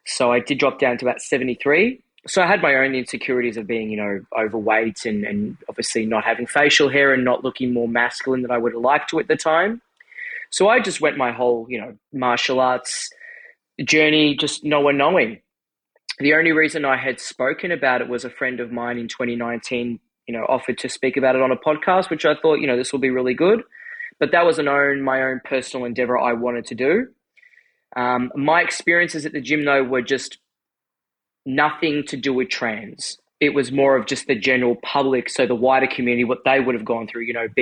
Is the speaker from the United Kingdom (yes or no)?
no; Australia; I'm from Australia